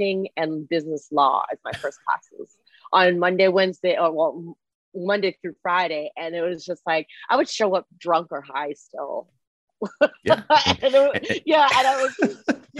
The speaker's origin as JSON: {"language": "English", "country": "Canada", "tie": "born or raised there", "first_language": "Mandarin Chinese", "second_language": "English", "moved": "yes", "lives_now": "United States", "said": "I am Chinese, but I was born and raised in Canada before I moved to the States."}